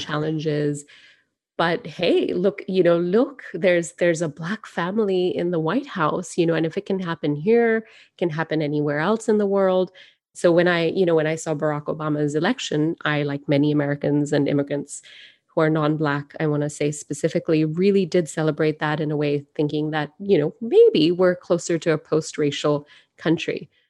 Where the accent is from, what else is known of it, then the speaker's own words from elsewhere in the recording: Singapore; now in United States; I grew up in Singapore